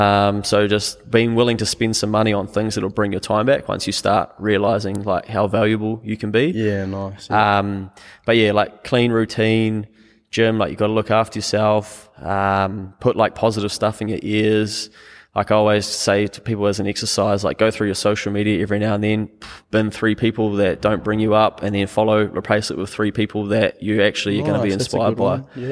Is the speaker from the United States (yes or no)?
no; Harwood, New Zealand; now in Auckland, New Zealand; because I come from Harwood to Auckland. I used to go home at lunch, take me 3 minutes.